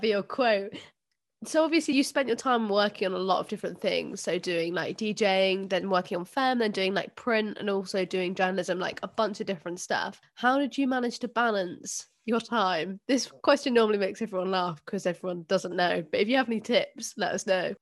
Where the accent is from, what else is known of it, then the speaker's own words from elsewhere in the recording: London, United Kingdom; I grew up in South London